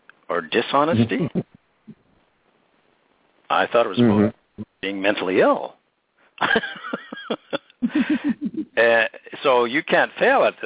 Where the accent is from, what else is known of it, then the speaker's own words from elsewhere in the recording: Penticton, British Columbia, Canada; my hometown in Penticton